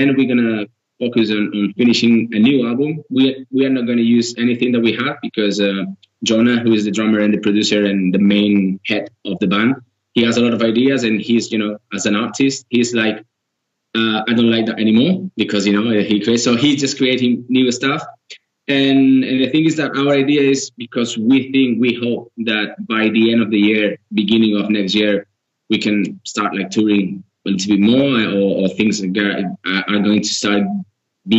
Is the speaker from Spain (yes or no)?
yes; Girona, Catalonia, Spain; We are from we are from Girona, which is a different area.